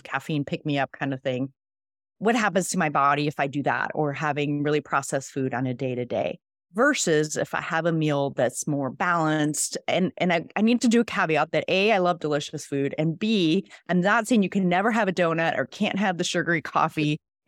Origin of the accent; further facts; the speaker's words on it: Mexico City, Mexico; first language Spanish; English is a second language; also born or lived in Switzerland; now in San Diego, United States; I actually was born and raised in Mexico City, so Spanish is my first language.